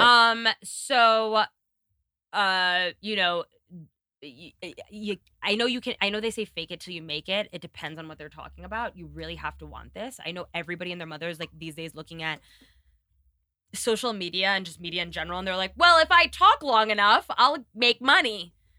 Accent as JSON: {"language": "English", "town": "New York City", "region": "New York", "country": "United States", "also_born_or_lived": "Kenya", "moved": "yes", "said": "being a New Yorker."}